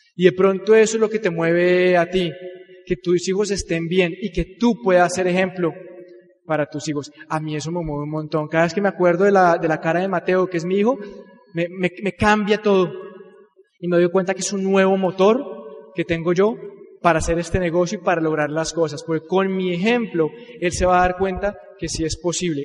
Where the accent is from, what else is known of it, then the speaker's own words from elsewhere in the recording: Colombia; Así somos los colombianos